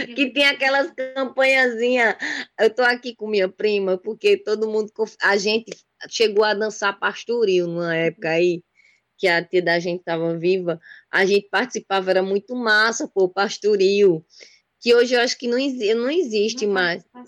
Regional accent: Garanhuns, Pernambuco, Brazil; Eu, eu sou de Garanhuns, Pernambuco, frio, terra suíça pernambucana, terra de …

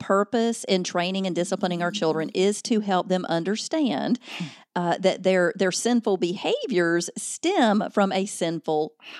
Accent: Alabama, United States; Yes, I am in Alabama. I was born and raised in Alabama, so you can't hide that Southern.

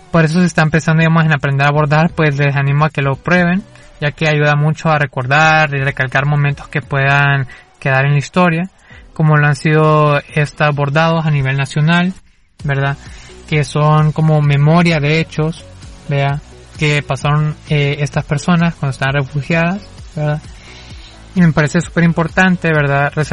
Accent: El Salvador; de algo que es una identidad que todos tenemos porque lo compartimos como salvadoreños y que tenemos que conocer porque es parte de nuestra historia

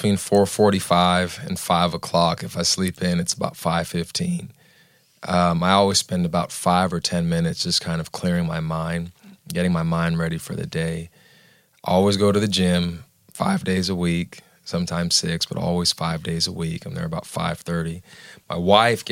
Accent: Southern California, United States; born or raised there; now in Nashville, United States

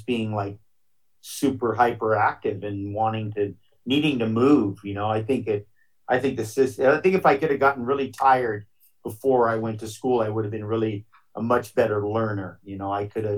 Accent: Hawaii, United States; growing up in Hawaii

